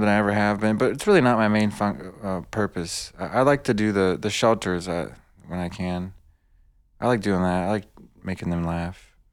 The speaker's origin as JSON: {"language": "English", "country": "United States", "tie": "born or raised there", "also_born_or_lived": "Bosnia / New York City / Michigan / Detroit", "second_language": "English", "said": "I was born in Bosnia. I, I, I grew up in America. I know mostly America"}